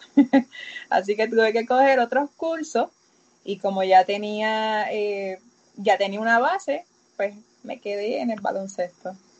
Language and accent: Spanish; Aguada, Puerto Rico; yo soy de Aguada